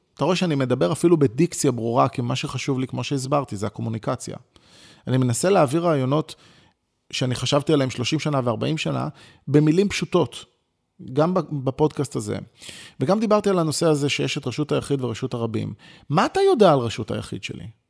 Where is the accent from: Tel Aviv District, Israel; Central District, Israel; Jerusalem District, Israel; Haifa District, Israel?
Tel Aviv District, Israel; Ramat Gan; נולדתי ברחוב הרצל ברמת גן, למשפחה יחסית, אה, ממוצעת ופשוטה